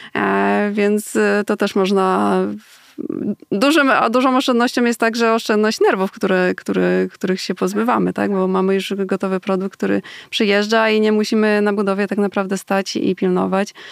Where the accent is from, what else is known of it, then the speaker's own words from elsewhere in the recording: Poland; u nas w Polsce